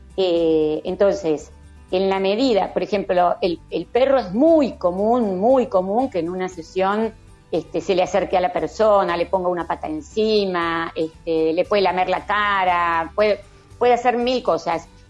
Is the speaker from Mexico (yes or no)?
no; Argentina; yo soy argentina